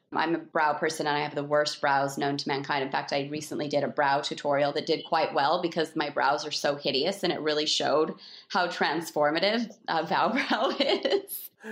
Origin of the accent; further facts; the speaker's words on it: Salt Lake City, Utah, United States; also born or lived in Park City, Utah / West Hollywood; I grew up in Salt Lake City